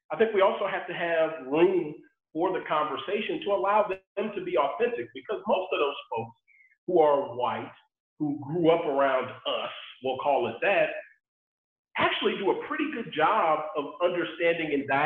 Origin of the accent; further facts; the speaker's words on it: Sugar Land, Texas, United States; growing up in Sugar Land, Texas